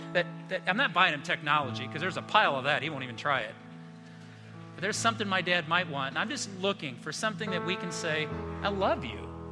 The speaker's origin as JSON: {"language": "English", "town": "South Bend", "region": "Indiana", "country": "United States", "tie": "born or raised there", "said": "I grew up in Indiana. Storms would come through South Bend"}